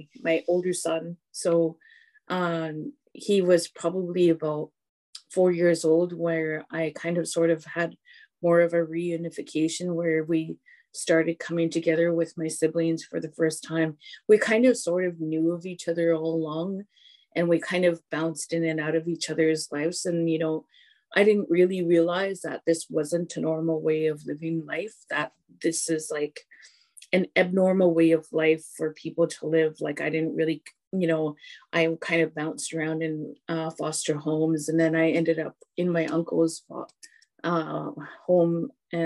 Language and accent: English; Hesquiaht, British Columbia, Canada; now in Port Alberni, Canada; Histakshith Heshkwiat, which means I come from Heshkwit. Heshkwit Aksups means I'm a Heshkwit woman